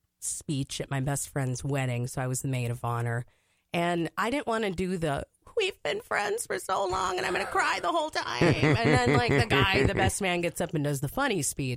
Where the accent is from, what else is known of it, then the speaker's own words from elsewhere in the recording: Hutchinson, Minnesota, United States; that's where I grew up, Hutchinson, Minnesota.